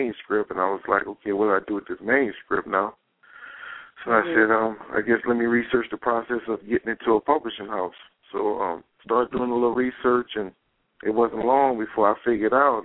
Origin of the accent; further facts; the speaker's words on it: New Orleans, Louisiana, United States; now in Dallas, United States; I'm from New Orleans. I don't live in New Orleans now. I live in Dallas, but I'm from New Orleans